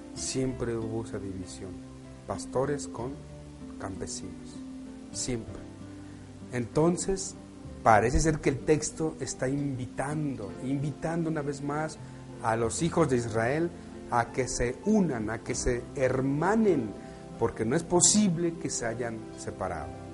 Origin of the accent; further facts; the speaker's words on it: Mexico; Nacimos en México, estamos aquí y nos tocó nacer aquí.